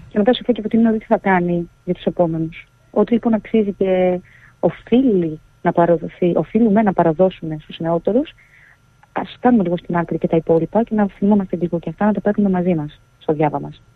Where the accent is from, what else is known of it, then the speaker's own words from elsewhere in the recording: Grevena, Western Macedonia, Greece; moved away; εγώ μεγάλωσα στα Γραβενά